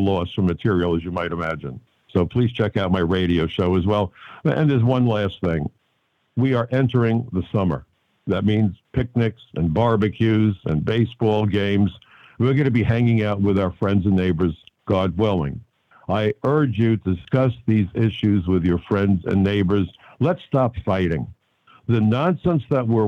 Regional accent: New York City, New York, United States; I'm a kid from Brooklyn. I even went to Brooklyn College.

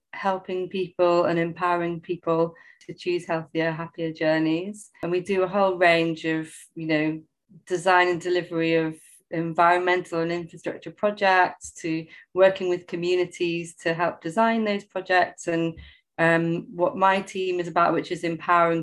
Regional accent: Sheffield, Yorkshire and the Humber, United Kingdom; now in London, United Kingdom; I was actually born in London, in Waltham Forest. But I didn't grow up in London. I grew up in Sheffield.

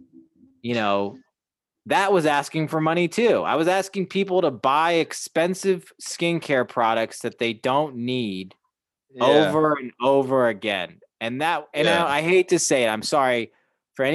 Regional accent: Chicago, Illinois, United States; also born or lived in Hawaii; I'm still there. That's my hometown

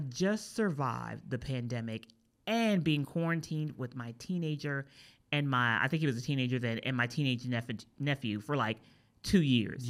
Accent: East Coast, United States; I'm from the East Coast

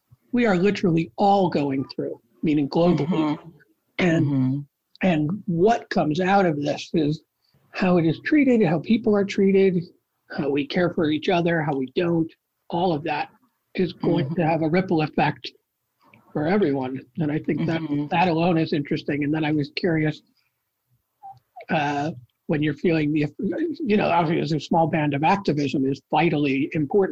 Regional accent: Rochester, United States; my hometown in Rochester

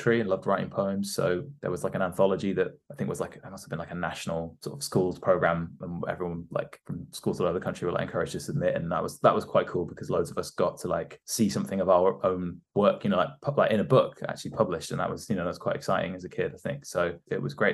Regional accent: Devon, South West England, United Kingdom; also born or lived in Gloucester; now in London, United Kingdom; I'd moved to Devon. Obviously, like I was like eight

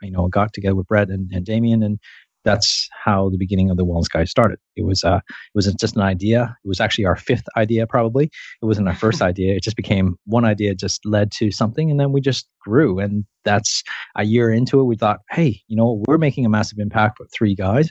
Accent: Canada; moved away as an adult; also born or lived in Hong Kong / Toronto; now in Sydney, Australia; I was born and raised in Canada. That's where my accent comes from.

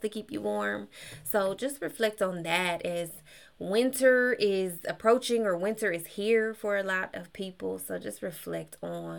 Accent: Kansas, United States; also born or lived in Texas; now in Georgia, United States; I'm from Kansas

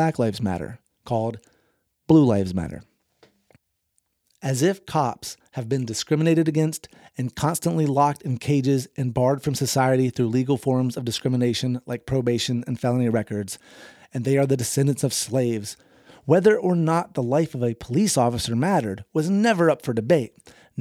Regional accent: the South, United States; I grew up in the South

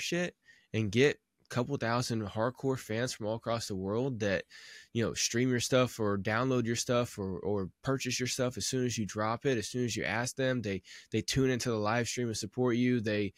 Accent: Midwest, United States; I'm like from the Midwest

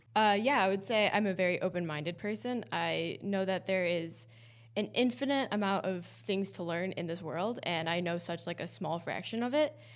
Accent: East Coast, United States; moved away as an adult; now in Boston, United States; I also knew I wanted to go back to the East Coast. I'm from the East Coast

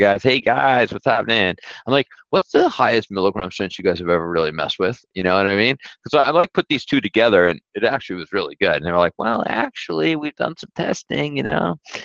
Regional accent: New York City, New York, United States; moved away; I grew up in Brooklyn

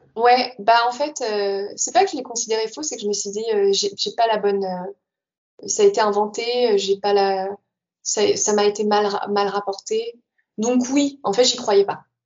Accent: France; moved away as an adult; also born or lived in Netherlands; quand j'ai quitté la France, j'avais 22 ans, je suis arrivée aux Pays-Bas

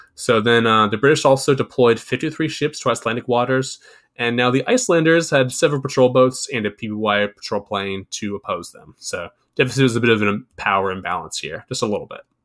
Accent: United States; I'm American. I speak English.

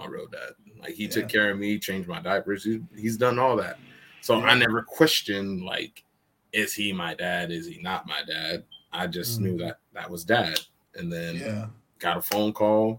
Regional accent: Stockton, California, United States; also born or lived in Oakland, California; I grew up in Oakland, California, and then moved to Stockton. You know, I lived with my grandparents for most of my life

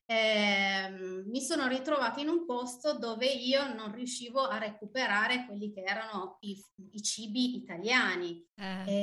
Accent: Turin, Piedmont, Italy; moved away as an adult; now in Michigan, United States; io arrivo da Torino, sono, ehm, mi sono trasferita qui in Michigan sette anni fa

